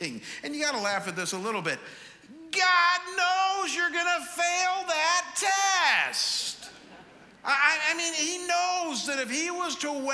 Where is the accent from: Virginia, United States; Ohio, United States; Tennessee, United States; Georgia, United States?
Ohio, United States; Chagrin Falls; now in Scottsdale, United States; people who live in my hometown of Chagrin Falls.